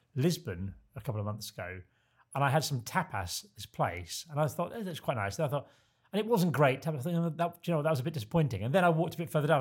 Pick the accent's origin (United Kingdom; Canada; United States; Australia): United Kingdom; Kent, South East England; I grew up in Kent